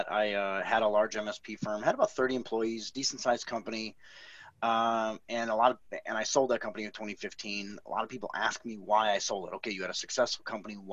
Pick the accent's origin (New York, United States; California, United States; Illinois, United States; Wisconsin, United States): Wisconsin, United States; Milwaukee; moved away as an adult; now in Austin, United States; so I'm, I'm from Milwaukee.